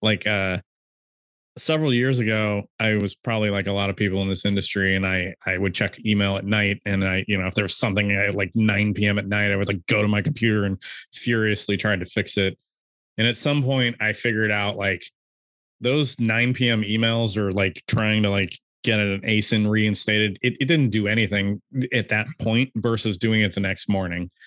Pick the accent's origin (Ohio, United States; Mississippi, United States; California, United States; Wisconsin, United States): California, United States; I'm from California